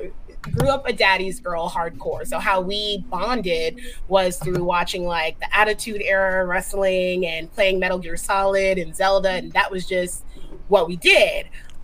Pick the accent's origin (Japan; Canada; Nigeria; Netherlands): Japan; CJ and I grew up together in Japan.